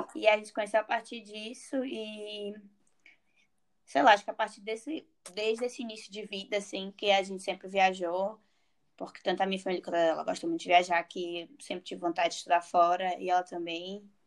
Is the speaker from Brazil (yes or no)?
yes; Fortaleza, Ceará, Brazil; moved away as an adult; also born or lived in Coimbra, Portugal; now in Porto, Portugal; eu sou de Fortaleza mesmo